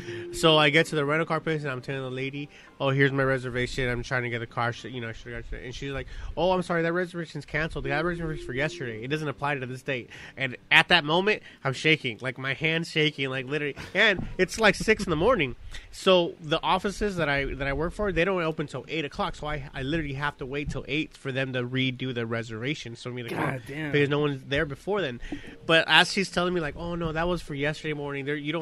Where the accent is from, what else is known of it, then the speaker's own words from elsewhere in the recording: Long Beach, California, United States; we're from Long Beach, we represent all that, but we hardly ever drink or hang around here